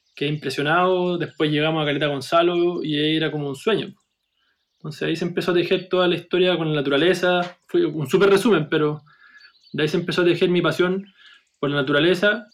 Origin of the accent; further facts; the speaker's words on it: Viña del Mar, Valparaíso, Chile; Yo soy, de Viña del Mar